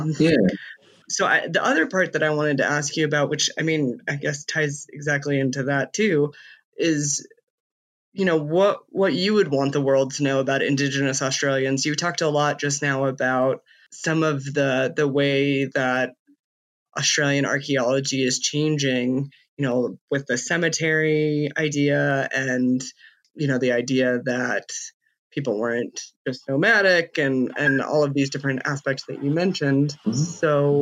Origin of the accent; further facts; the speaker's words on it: United States; as an American